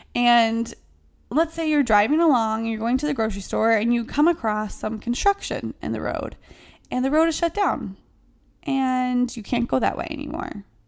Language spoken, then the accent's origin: English; the South, United States; now in New York City, United States; I'm from the South.